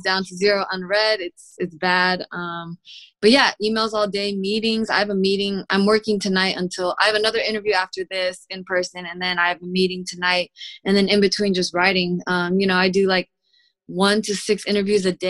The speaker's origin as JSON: {"language": "English", "town": "Sunnyvale", "region": "California", "country": "United States", "tie": "born or raised there", "said": "I'm from Sunnyvale, which is like the suburbs near San Jose in the Bay Area"}